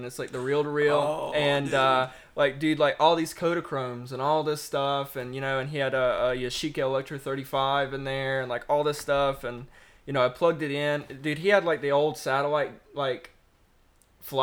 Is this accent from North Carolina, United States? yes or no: yes; Lexington, North Carolina, United States; also born or lived in Winston-Salem, North Carolina; I was born in Winston in Forsyth County, but born and raised really in Lexington, still where I reside.